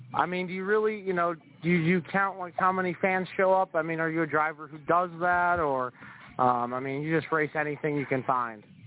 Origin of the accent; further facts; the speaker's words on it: Pennsylvania, United States; I'm from Pennsylvania with the posse and everything